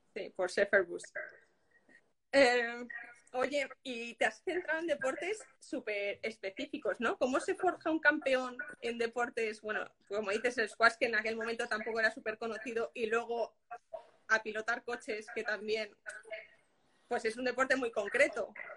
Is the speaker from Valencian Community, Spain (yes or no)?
yes; Castellón de la Plana, Valencian Community, Spain; yo soy de Castellón